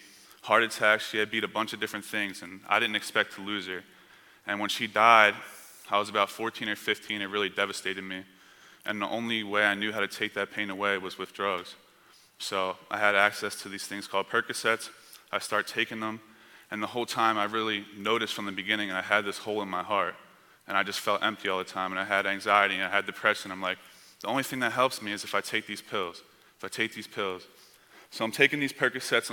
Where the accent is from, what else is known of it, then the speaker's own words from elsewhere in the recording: Camden, New Jersey, United States; I grew up on the East Coast. I grew up in a bad area. I was born in a city called Camden, New Jersey